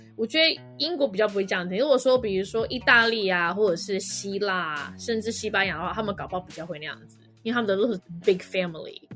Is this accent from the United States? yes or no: yes; California, United States; also born or lived in Taiwan; now in London, United Kingdom; 我在加州长大的